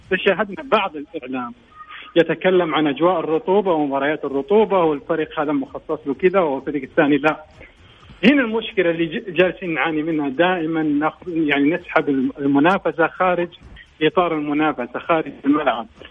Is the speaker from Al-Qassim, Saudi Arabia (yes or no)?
yes; Al-Qassim, Saudi Arabia; عندنا مثل بالقصيم